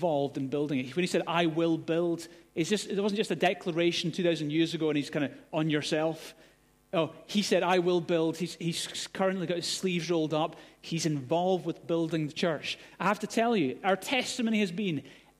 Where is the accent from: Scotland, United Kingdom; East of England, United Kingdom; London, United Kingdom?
Scotland, United Kingdom; Glasgow; moved away; also born or lived in Gorey; I grew up in Glasgow